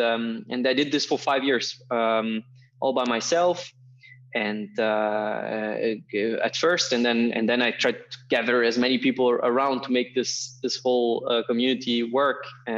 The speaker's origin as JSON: {"language": "English", "region": "Berlin", "country": "Germany", "tie": "born or raised there", "second_language": "English", "said": "And then from 10 to 18, I grew up in Berlin."}